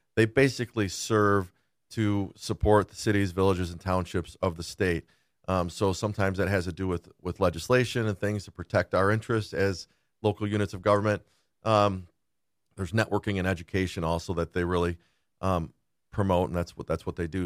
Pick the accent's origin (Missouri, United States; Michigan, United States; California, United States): Michigan, United States; West Bloomfield; also born or lived in Rochester Hills; I grew up in West Bloomfield.